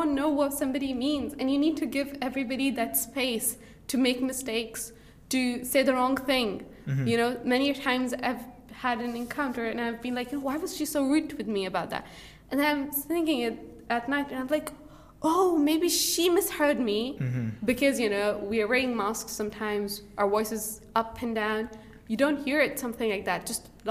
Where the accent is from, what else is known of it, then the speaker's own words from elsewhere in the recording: Saudi Arabia; English is a second language; moved away as an adult; also born or lived in Pakistan; now in Peterborough, United Kingdom; I came from Saudi Arabia last October, but I'm like a Pakistani. So I was born in Pakistan, raised up in Saudi Arabia, now I'm in the UK.